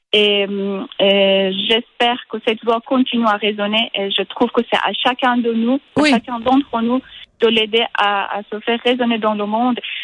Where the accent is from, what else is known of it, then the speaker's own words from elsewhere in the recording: Iran; French is a second language; moved away as an adult; also born or lived in Switzerland / France; je suis partie de l'Iran il y a environ dix ans. je suis venue en Suisse pour faire un master en littérature anglaise.